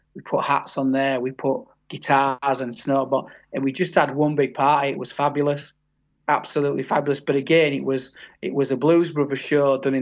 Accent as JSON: {"language": "English", "region": "Yorkshire and the Humber", "country": "United Kingdom", "said": "I'm from Yorkshire. I'm from the area where the Full Monty film was made"}